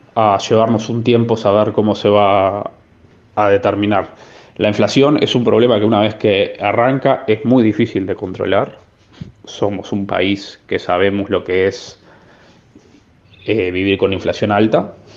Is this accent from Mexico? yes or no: no; Uruguay; moved away